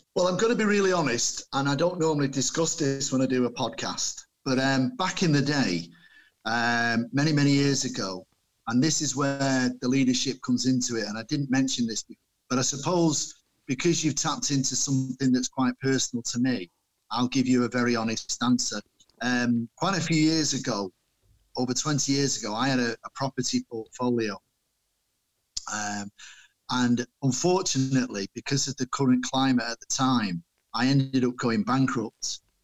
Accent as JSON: {"language": "English", "town": "Manchester", "region": "North West England", "country": "United Kingdom", "tie": "born or raised there", "said": "my parents came over here uh, and had me when in Manchester when they came over from Ireland"}